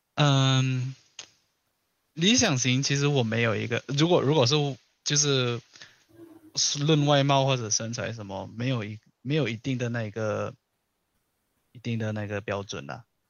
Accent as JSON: {"language": "Chinese", "country": "Malaysia", "moved": "yes", "said": "我那时候我马来西亚人，然后我读的学校是高中和初中，就是国中一体制的"}